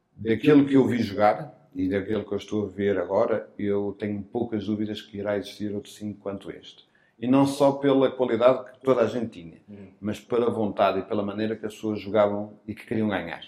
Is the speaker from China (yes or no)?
no; Porto, Norte, Portugal; now in Lisbon, Portugal; Eu sou natural do Porto uhum. e nasci no Porto. E, e, e, foi a minha vida até vir para Lisboa